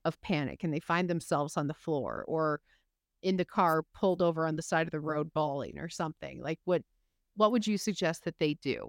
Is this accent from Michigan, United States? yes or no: yes; Michigan, United States; I'm from Michigan, I come from the Midwest